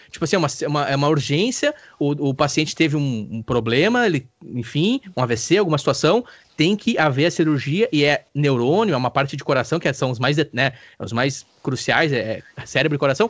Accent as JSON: {"language": "Portuguese", "country": "Brazil", "said": "nós brasileiros"}